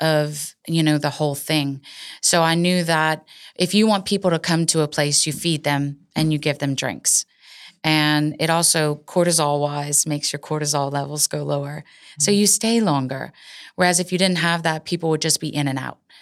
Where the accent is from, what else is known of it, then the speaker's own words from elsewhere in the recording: Cecilia, Louisiana, United States; my hometown, Cecilia